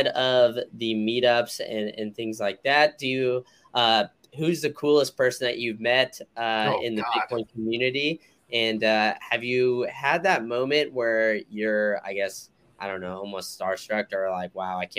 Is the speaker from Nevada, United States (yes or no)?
no; Austin, Texas, United States; moved away; I'm originally from Austin, so any excuse I can get to go back home to visit my family